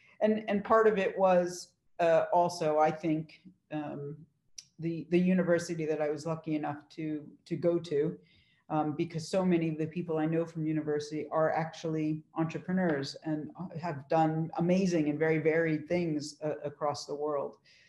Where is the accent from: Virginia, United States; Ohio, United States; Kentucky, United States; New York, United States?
New York, United States; Huntington; So I grew up in Huntington, New York, on Long Island. I try to do the accent now and then. Hopefully it's gone for the most part.